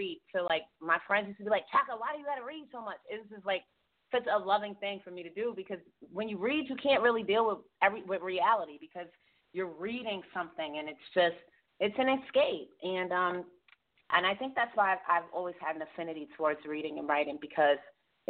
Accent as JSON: {"language": "English", "town": "New York City", "region": "New York", "country": "United States", "tie": "born or raised there", "said": "I'm from Queensbridge"}